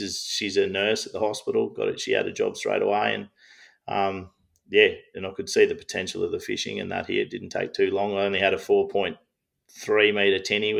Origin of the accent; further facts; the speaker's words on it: Geelong, Victoria, Australia; Yeah, so I moved around a lot as a young fella. Did a lot of growing up in Geelong in Victoria, and then we had a family property up in Corryong, northeast Victoria there.